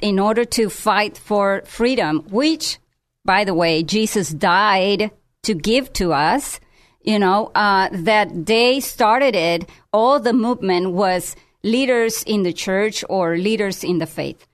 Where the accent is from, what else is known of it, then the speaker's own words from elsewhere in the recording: Tijuana, Baja California, Mexico; now in United States; I'm from Tijuana